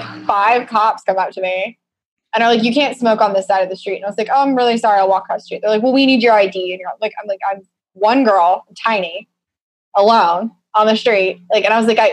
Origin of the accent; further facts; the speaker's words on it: Colorado, United States; moved away; in the town next to my hometown